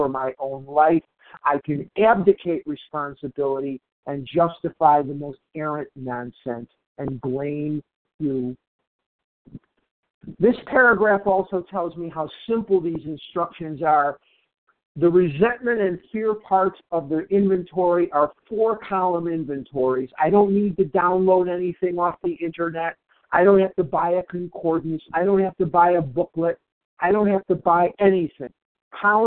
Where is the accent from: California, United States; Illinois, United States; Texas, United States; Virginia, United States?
Illinois, United States; Chicago; now in Scottsdale, United States; I'm a recovered compulsive overeater in Scottsdale, Arizona, but I'm originally from Chicago